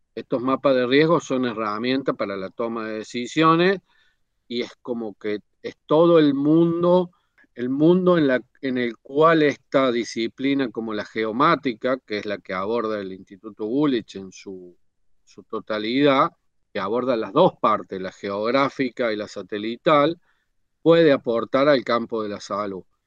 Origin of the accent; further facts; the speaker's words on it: Córdoba, Argentina; vivo en Córdoba y soy de Córdoba